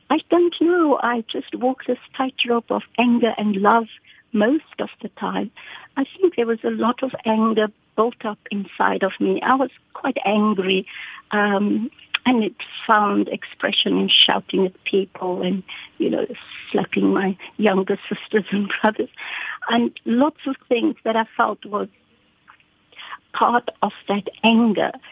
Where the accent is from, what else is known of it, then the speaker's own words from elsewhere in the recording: Cape Town, Western Cape, South Africa; My story is about growing up in Constantia, in South Africa, in Cape Town, on a farm.